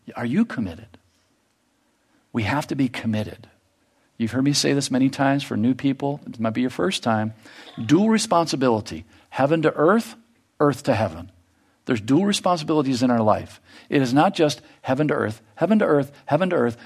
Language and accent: English; United States; in our lives here as American